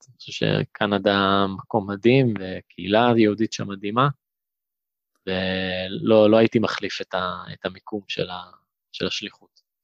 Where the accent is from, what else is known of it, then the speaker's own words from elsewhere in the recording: Kiryat Ono, Tel Aviv District, Israel; also born or lived in London, Ontario, Canada; בקבוצת הפועל קריית אונו, שם גדלתי